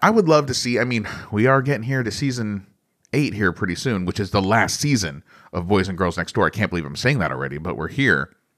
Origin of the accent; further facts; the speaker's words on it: United States; I'm American